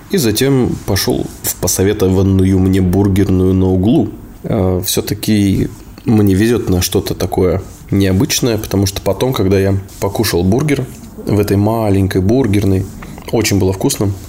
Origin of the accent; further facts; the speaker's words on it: Novosibirsk, Novosibirsk Oblast, Russia; now in Sochi, Russia; некоторые товарищи, которые на моей малой родине э, вылезают. Но, как правило, в Новосибирске там человек, человек чуть-чуть высунется